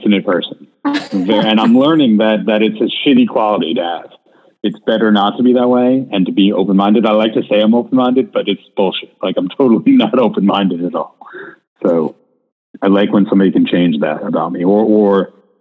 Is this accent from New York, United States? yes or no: yes; New York, United States; I'm from New York